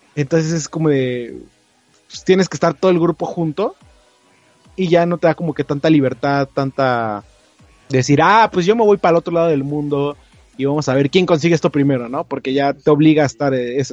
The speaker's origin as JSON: {"language": "Spanish", "country": "Mexico"}